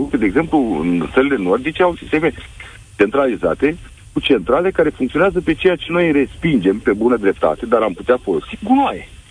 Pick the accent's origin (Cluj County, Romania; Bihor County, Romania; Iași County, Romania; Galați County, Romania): Galați County, Romania; Galați; eu sunt din Galați